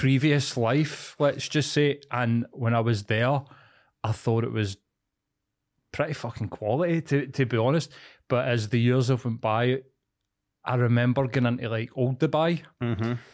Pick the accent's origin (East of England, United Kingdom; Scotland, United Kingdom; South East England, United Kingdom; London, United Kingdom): Scotland, United Kingdom; East End; I grew up in East End in a scheme.